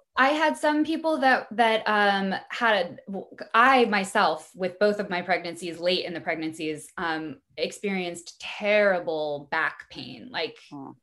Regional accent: Missouri, United States; also born or lived in Brooklyn; now in Los Angeles, United States; I'm from Missouri originally. I grew up in a in a really small town

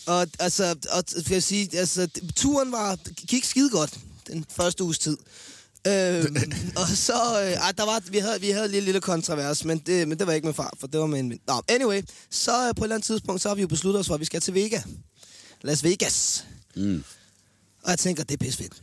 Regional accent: Denmark; jeg er en sportsmand fra Danmark

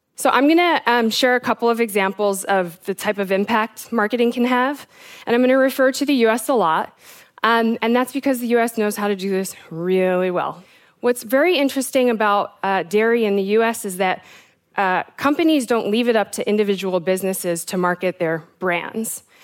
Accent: South Africa; also born or lived in United States; I am South African and American

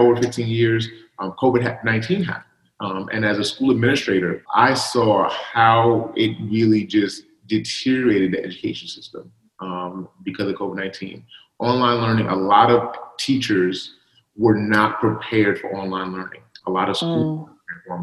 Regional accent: New York City, New York, United States; I grew up on Coney Island

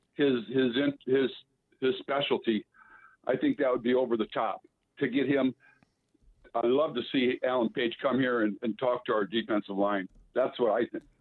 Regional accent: Wyoming, United States; now in Tonawanda, United States; I'm originally from Wyoming

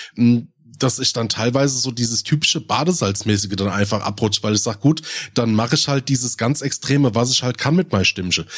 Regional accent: Rhein-Main, Hesse, Germany; accent: Rhein-Main-Hessisch; ich kriege meinen Dialekt nicht los. Und ich habe halt mit einem der komischsten ist halt bei mir dieses Rhein-Main-Hessisch

